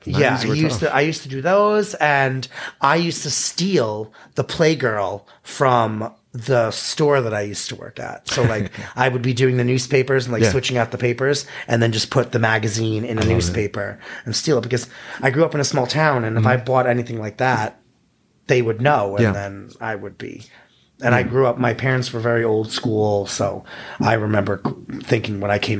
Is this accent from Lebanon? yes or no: no; New York, United States; I'm from New York.